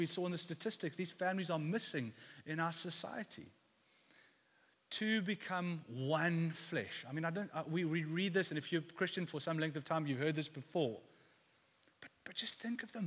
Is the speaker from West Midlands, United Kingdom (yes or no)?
no; London, United Kingdom; moved away; I come from East London. I went to an all boys school there